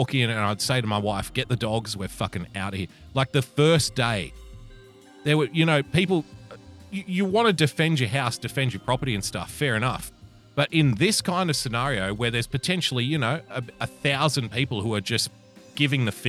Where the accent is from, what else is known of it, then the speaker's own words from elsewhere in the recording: Australia; I'm an Australian